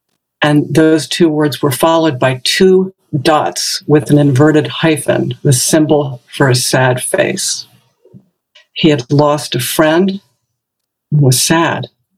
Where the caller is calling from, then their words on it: Branford, Connecticut, United States; a senior student at the Village Zendo, and I'm speaking from Brantford, Connecticut.